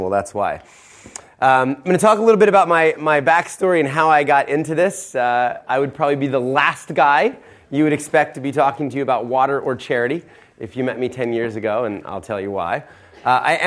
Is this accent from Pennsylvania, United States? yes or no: yes; Philadelphia, Pennsylvania, United States; also born or lived in an hour and a half outside of New York City; I was born in Philadelphia, middle-class